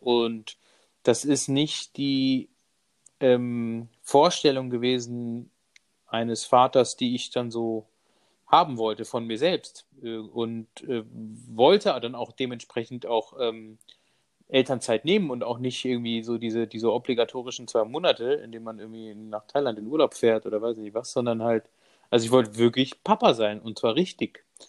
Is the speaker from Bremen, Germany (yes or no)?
no; Munich, Bavaria, Germany; ich bin ähm, aus München, bin verheiratet